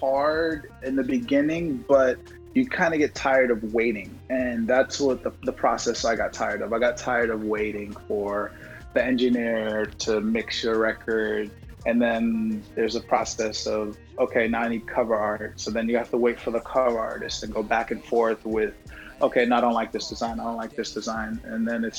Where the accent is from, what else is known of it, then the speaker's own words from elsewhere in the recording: New York City, New York, United States; also born or lived in Brooklyn / Nigeria / Texas; I'm from Brooklyn, born and raised in Jamaica, Queens